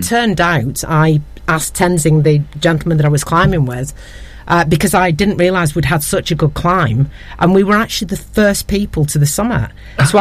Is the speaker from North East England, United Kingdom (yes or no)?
no; Ramsbottom, North West England, United Kingdom; growing up in Ramsbottom with my very charismatic, slightly alcoholic father